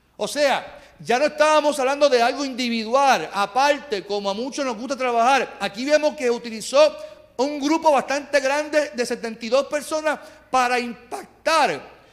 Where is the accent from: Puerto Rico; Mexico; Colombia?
Puerto Rico; Carolina; soy de Carolina